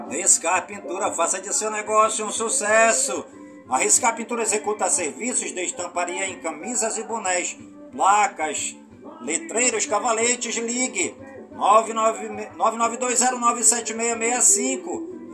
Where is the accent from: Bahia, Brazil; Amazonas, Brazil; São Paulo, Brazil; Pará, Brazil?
Amazonas, Brazil; Careiro da Várzea; por todas as comunidades do Careiro da Vaza, minha cidade natal